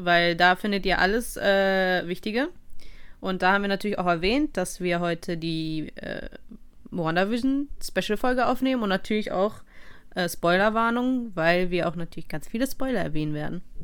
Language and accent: German; Russia; ich als Russin